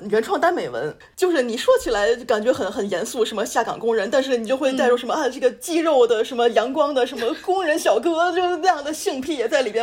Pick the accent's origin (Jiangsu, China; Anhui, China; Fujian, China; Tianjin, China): Tianjin, China; now in France; 我们都是天津人